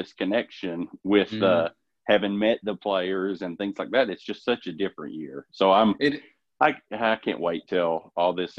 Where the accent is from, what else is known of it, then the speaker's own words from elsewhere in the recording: Richmond, Kentucky, United States; I'm from Richmond, Kentucky. So, I mean, just south of Lexington, pretty much have lived in Madison County my whole life